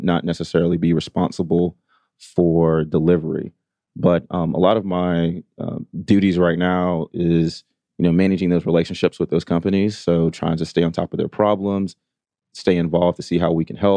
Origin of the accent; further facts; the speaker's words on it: Augusta, Georgia, United States; also born or lived in Atlanta, Georgia; Native Georgian, grew up, I'm originally from Augusta, Georgia, went to Morehouse College here in Atlanta